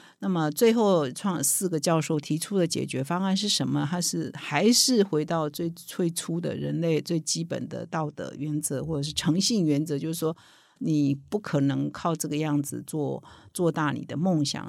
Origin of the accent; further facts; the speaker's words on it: Taiwan; 我们台湾人非常熟悉的名校